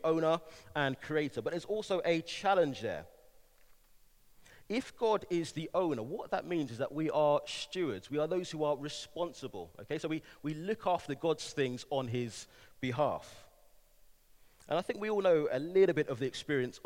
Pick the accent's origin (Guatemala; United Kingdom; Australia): United Kingdom; London; moved away as an adult; also born or lived in Manchester; now in Bristol, United Kingdom; I'm a Londoner, born and raised, spent a number of years in Manchester, moved back to London for a few years, and now in the glorious city of Bristol